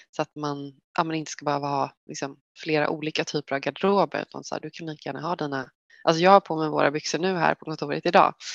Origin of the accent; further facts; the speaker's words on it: Västervik, Kalmar County, Sweden; moved away as an adult; now in Stockholm, Sweden; jag är uppvuxen i Västervik i Småland som är en liten vacker stad vid havet.